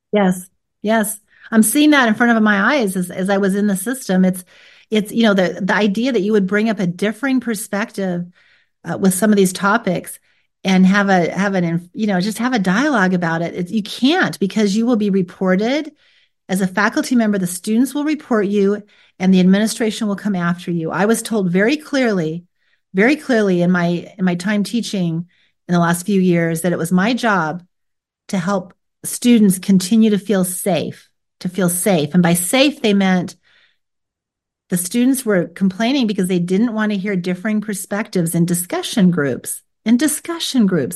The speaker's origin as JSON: {"language": "English", "country": "United States", "tie": "born or raised there", "said": "I was born here in America"}